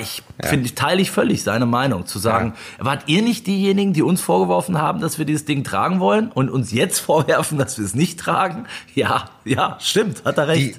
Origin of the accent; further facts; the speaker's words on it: Germany; bei uns in Deutschland